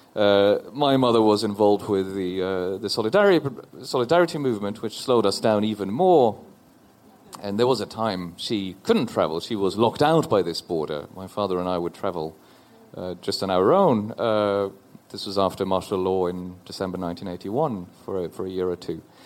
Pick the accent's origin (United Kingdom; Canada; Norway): Norway; Oslo; I'm from Norway. I'm a citizen of Norway. I grew up in Oslo.